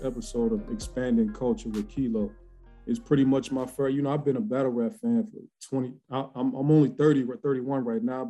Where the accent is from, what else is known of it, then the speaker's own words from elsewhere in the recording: Youngstown, Ohio, United States; I had to get a guest from my hometown